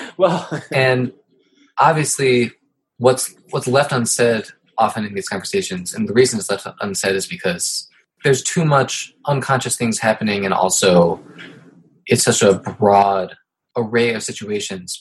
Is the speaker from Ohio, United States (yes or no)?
yes; Ohio, United States; now in New York, United States; I'm from Ohio